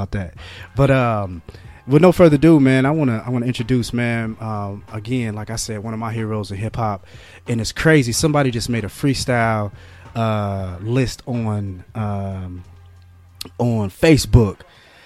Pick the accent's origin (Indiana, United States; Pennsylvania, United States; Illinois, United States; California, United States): Indiana, United States; Marion; born or raised there